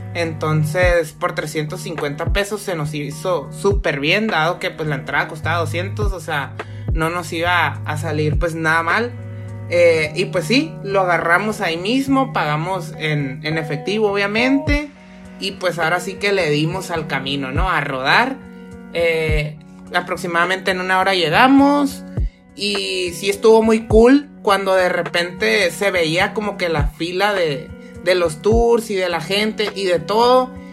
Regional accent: Mexico

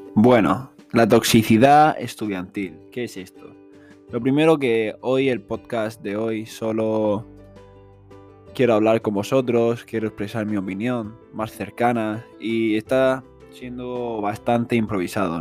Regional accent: Spain; en mi país, que es España

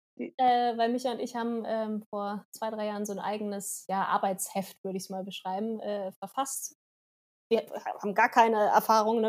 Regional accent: Germany; wir kommen aus Deutschland

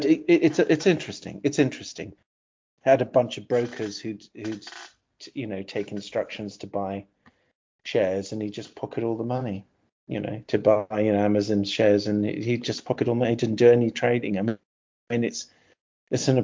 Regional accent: United Kingdom; also born or lived in California, United States; I left America when I was 7. My parents divorced. My mother took me over to the UK

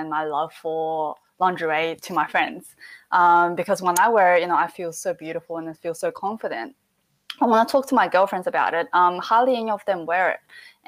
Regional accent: Adelaide, South Australia, Australia; moved away as an adult; now in Sydney, Australia; I grew up in Adelaide, so I started a charity with my best mate back in Adelaide

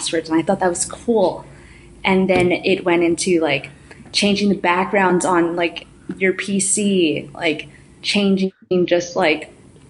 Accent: New York City, New York, United States; also born or lived in Ecuador; I was born in Ecuador and then I basically grew up in New York City, specifically Brooklyn. I grew up in Bushwick

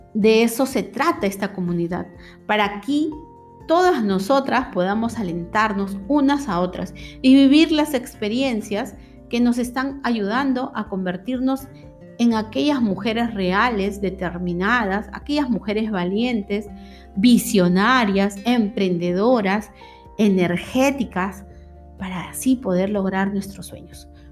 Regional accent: Peru; aquí en mi país, Perú

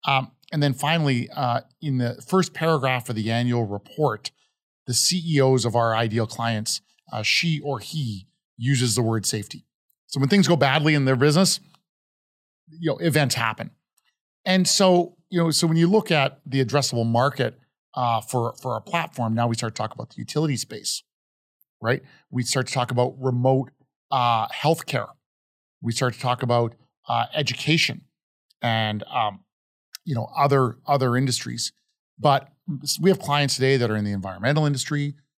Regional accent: Calgary, Alberta, Canada; now in United States; So certainly we grew up in Calgary, right?

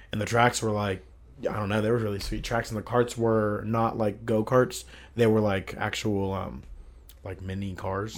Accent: Columbus, Ohio, United States; also born or lived in Sevierville, Tennessee / Pickerington, Ohio; I'm an Ohio boy, Columbus boy

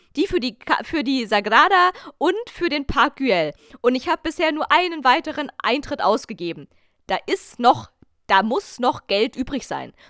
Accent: Germany; ich habe mich selten als Deutsche geoutet

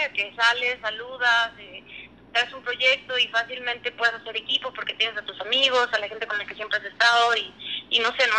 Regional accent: Durango, Mexico; moved away as an adult; also born or lived in León; now in Aguascalientes, Mexico; soy de Durango, eh, tengo 28 años.

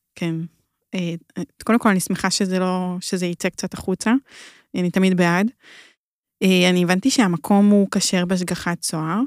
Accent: Hadera, Haifa District, Israel; אני מחדרה

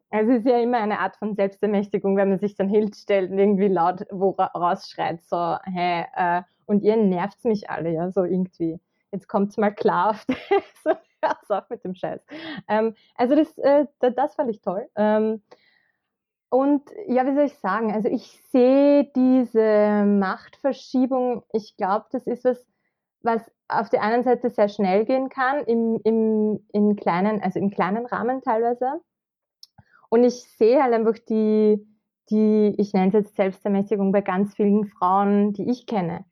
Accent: Kremsmünster, Upper Austria, Austria; moved away as an adult; now in Vienna, Austria; Ich komme aus Oberösterreich, aus dem schönen Münster

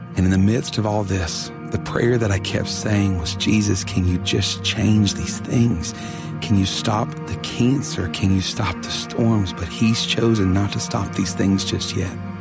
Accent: hometown hit by Hurricane Harvey, Texas, United States; my hometown

